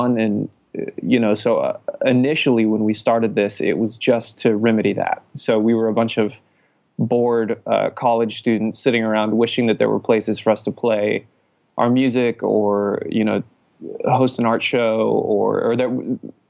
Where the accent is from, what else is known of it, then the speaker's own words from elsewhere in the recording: Santa Clarita, California, United States; we say we're from Santa Clarita